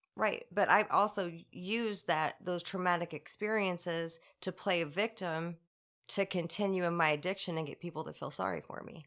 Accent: Rosewood Heights, Illinois, United States; I grew up in Rosewood Heights, uh, went to Roxana High School

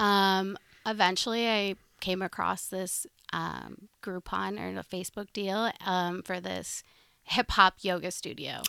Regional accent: Sioux Falls, South Dakota, United States; I grew up in Sioux Falls

